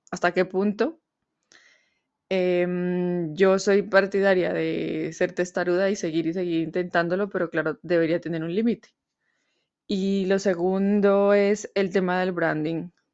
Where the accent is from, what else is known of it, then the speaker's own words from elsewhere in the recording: Colombia; now in Madrid, Spain; soy colombiana y vivo en Madrid, España